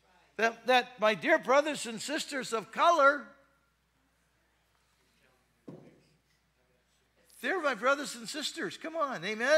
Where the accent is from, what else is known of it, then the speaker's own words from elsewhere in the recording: United States; If you're American, Caucasian, like I am, and you're a Heinz 57